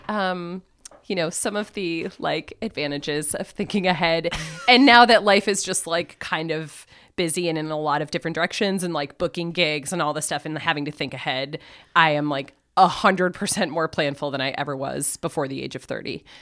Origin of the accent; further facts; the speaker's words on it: Plattsburgh, New York, United States; moved away as an adult; also born or lived in Ithaca, New York / Ireland / Saint Thomas; now in Burlington, United States; I was born and raised in Plattsburgh